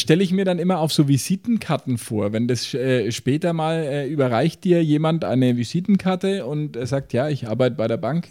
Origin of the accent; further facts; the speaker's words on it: Franconia, Bavaria, Germany; bei uns in Franken